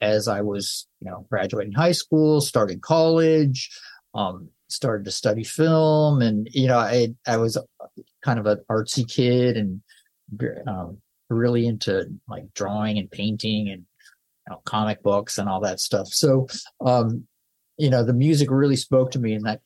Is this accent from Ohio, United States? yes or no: no; Santa Barbara, California, United States; I grew up in Santa Barbara in Southern California